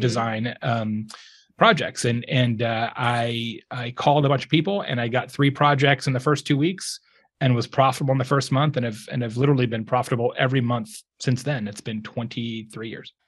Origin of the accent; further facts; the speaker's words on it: Lake Havasu City, Arizona, United States; moved away as an adult; also born or lived in Tucson, Arizona; now in Indiana, United States; I grew up in Lake Havasu City, Arizona